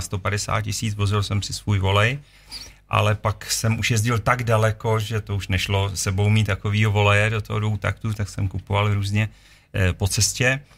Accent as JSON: {"language": "Czech", "country": "Czechia", "said": "jsme z České republiky"}